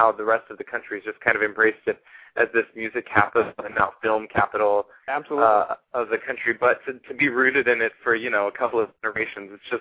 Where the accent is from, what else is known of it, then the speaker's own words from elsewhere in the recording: Austin, Texas, United States; I was born and raised in Austin, Texas. Lived there my whole life